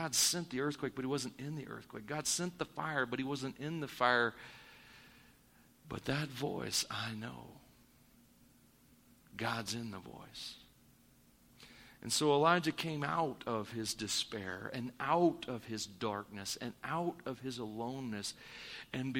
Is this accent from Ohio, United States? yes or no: no; Missouri, United States; moved away; I'm from Missouri